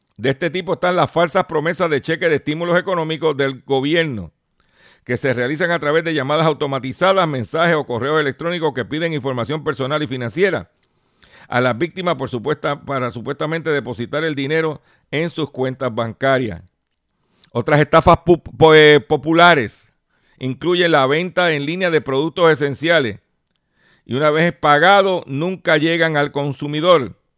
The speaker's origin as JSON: {"language": "Spanish", "town": "Lares", "country": "Puerto Rico", "said": "por allá por mi pueblo de Lares"}